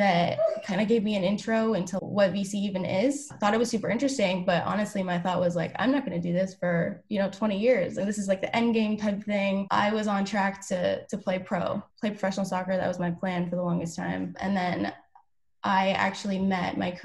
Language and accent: English; Ottawa, high school near Toronto, Ontario, Canada; moved away as an adult; I am actually originally from Canada. I was born in Ottawa, went to high school near Toronto